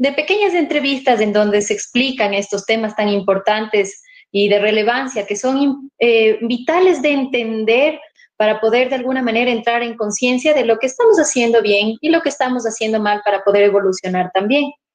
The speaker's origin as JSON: {"language": "Spanish", "town": "Ibarra", "region": "Imbabura", "country": "Ecuador", "said": "estoy en mi tierra querida"}